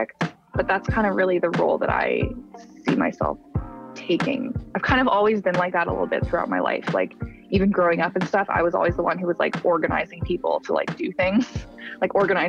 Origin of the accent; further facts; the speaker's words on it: Calgary, Alberta, Canada; now in Toronto, Canada; I'm from Calgary originally